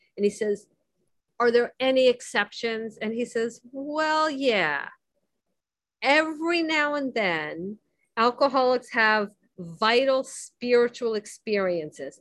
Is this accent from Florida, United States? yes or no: yes; Miami, Florida, United States; I grew up in Miami